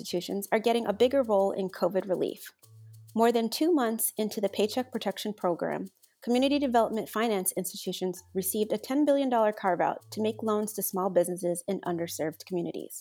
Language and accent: English; New York City, New York, United States; I was born in Queens